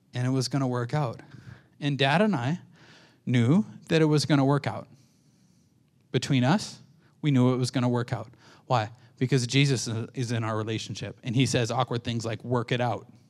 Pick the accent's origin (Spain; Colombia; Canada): Canada; I'm a Canadian